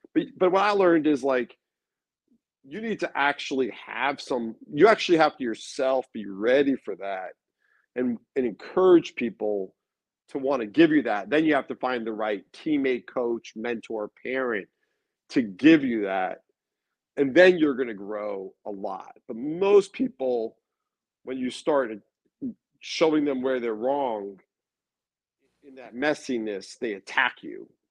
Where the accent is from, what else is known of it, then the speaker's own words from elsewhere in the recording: Long Beach, California, United States; where I grew up in Long Beach